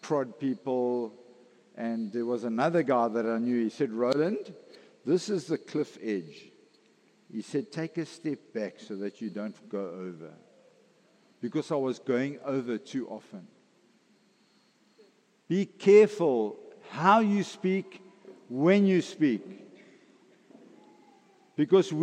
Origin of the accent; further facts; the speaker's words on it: KwaZulu-Natal, South Africa; I grew up in Natal